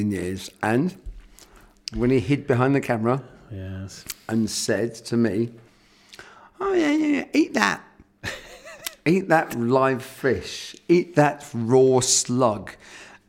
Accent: England, United Kingdom; now in Orgon, France; I'm from England

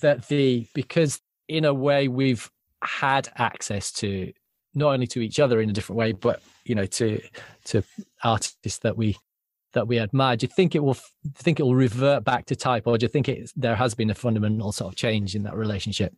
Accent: Yorkshire and the Humber, United Kingdom; I grew up in Yorkshire

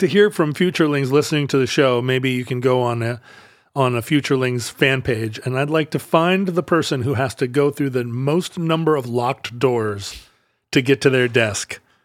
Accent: United States; I'm an American

